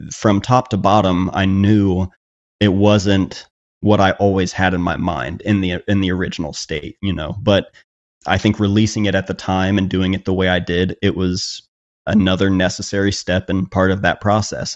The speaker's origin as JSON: {"language": "English", "town": "Chillicothe", "region": "Ohio", "country": "United States", "tie": "born or raised there", "said": "my hometown in a way and, and showing that it is a small town"}